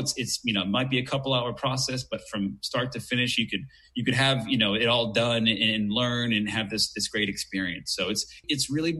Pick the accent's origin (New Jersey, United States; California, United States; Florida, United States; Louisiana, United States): Florida, United States; Orlando; I was born and raised in Orlando